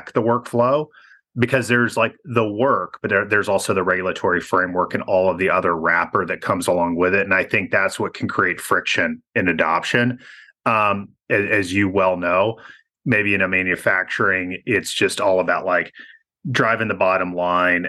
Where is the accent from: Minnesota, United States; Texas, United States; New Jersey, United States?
Texas, United States; Temple; my hometown, Temple, Texas.